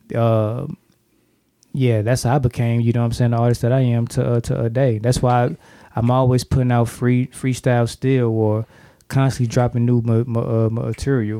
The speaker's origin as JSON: {"language": "English", "town": "St. Louis", "region": "Missouri", "country": "United States", "said": "I'm from St. Louis"}